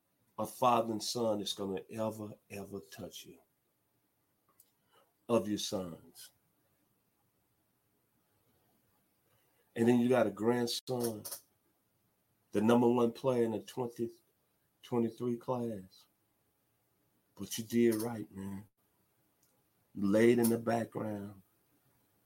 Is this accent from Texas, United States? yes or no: no; Memphis, Tennessee, United States; my hometown, the 901 Memphis, Tennessee